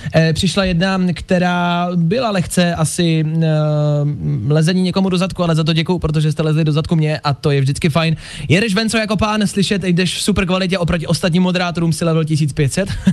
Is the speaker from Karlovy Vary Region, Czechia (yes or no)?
no; Plzeň, Plzeň Region, Czechia; já jsem z Plzně